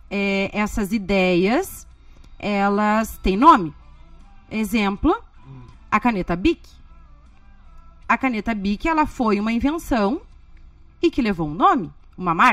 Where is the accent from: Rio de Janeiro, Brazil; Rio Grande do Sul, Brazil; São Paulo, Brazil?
Rio Grande do Sul, Brazil; Porto Alegre; Eu era vizinha do Thomas. Lá de Porto